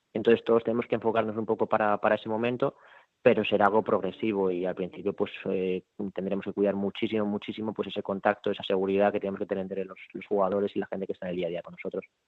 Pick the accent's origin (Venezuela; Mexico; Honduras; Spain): Spain; Madrid, Community of Madrid; moved away as an adult; now in Porto, Portugal; nosotros somos de Madrid